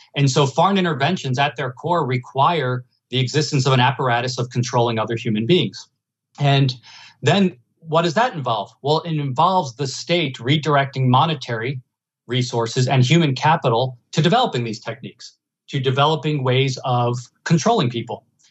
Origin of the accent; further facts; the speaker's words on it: United States; I'm from New Jersey and New York